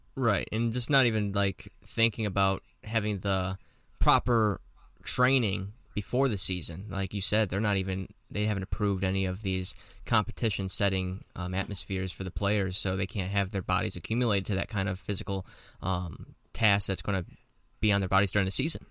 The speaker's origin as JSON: {"language": "English", "region": "Florida", "country": "United States", "said": "I'm from Florida"}